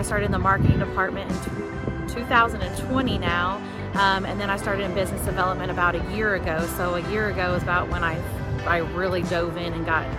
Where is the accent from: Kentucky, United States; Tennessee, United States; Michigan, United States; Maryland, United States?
Tennessee, United States; Mount Juliet; I grew up in Mount Juliet. I moved here when I was in fifth grade.